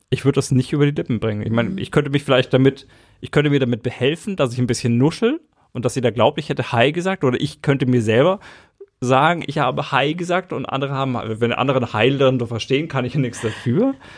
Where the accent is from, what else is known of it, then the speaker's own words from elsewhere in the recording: Erlangen, Bavaria, Germany; ich bin in Erlangen geboren